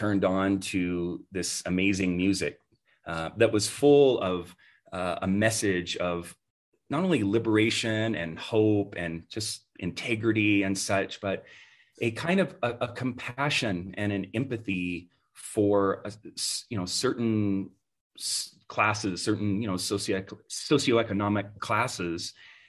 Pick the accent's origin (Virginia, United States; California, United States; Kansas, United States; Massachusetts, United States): California, United States; also born or lived in Idaho; I grew up in part in California and then in part in Idaho, and there was such a California came first.